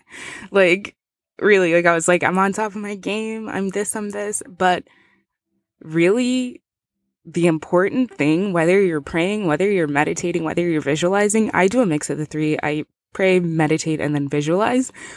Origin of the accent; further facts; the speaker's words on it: Zimbabwe; moved away; I'm originally from Zimbabwe